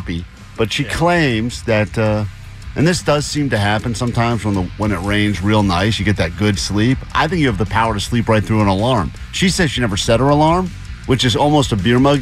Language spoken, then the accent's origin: English; East Coast, United States; moved away as an adult; also born or lived in Los Angeles area; now in Los Angeles, United States; I'm from the East Coast